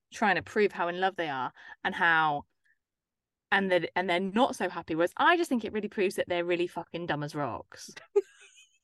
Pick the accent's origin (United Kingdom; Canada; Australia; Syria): United Kingdom; England; we're English